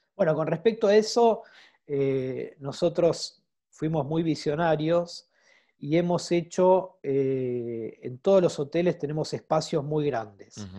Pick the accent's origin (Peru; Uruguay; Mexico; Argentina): Argentina; siendo argentino